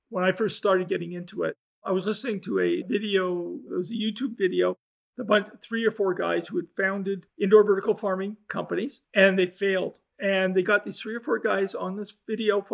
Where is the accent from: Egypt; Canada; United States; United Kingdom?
Canada; I'm a Canadian